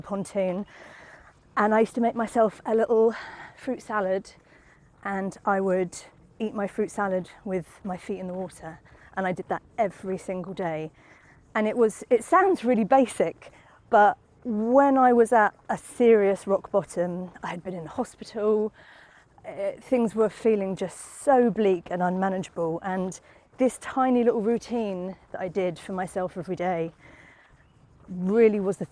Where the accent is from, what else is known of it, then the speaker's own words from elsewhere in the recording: Southampton, South East England, United Kingdom; I come from Southampton, I did move away, but then I came back.